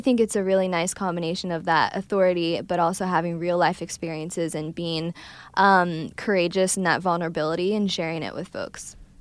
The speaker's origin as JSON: {"language": "English", "region": "Ohio", "country": "United States", "said": "I'm from Ohio, Midwest"}